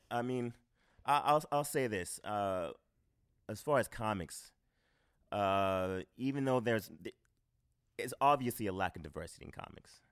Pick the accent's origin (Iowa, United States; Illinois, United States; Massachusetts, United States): Massachusetts, United States; Boston; moved away as an adult; now in New York, United States; growing up in Boston